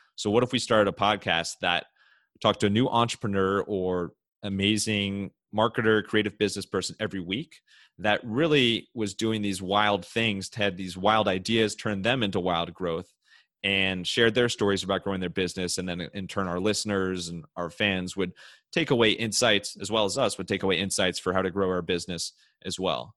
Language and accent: English; Cleveland, Ohio, United States; I'm from Cleveland